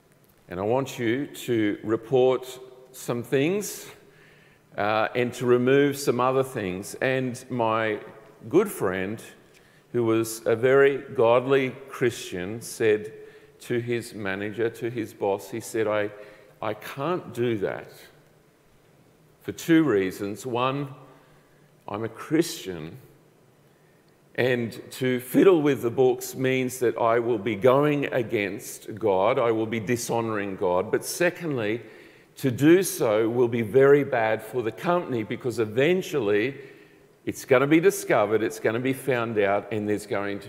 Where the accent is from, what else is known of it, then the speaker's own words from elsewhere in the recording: Colombia; I grew up in South America. My parents were missionaries, and so I grew up in the country of Colombia, the top northwest part of South America.